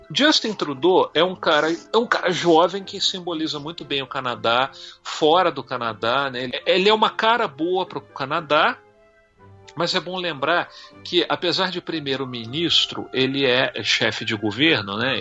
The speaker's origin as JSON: {"language": "Portuguese", "region": "Minas Gerais", "country": "Brazil", "also_born_or_lived": "Belo Horizonte / Copacabana, Rio de Janeiro", "moved": "as an adult", "said": "eu sou de Minas Gerais"}